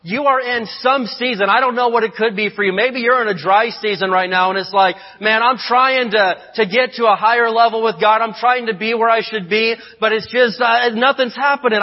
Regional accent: Indiana, United States; moved away; I grew up in Indiana, and we grew up out in the country

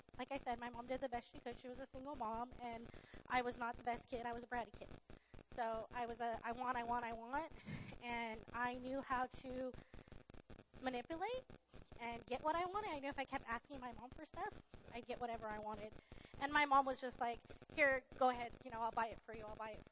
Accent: Riverside, California, United States; also born or lived in Barstow, California; I lived in Barstow from the time I was born. I was born in Barstow Hospital, and then when I was in third grade, we moved to Riverside.

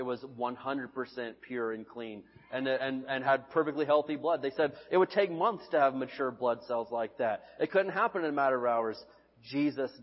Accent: United States; I'm an American citizen

